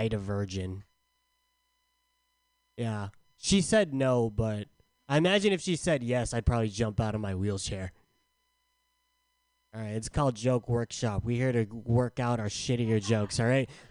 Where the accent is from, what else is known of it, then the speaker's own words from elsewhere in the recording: San Diego, California, United States; I'm from San Diego